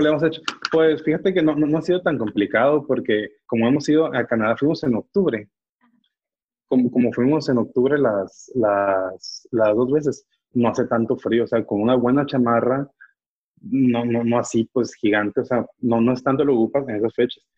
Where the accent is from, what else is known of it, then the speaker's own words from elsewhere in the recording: Mexico; uno como mexicano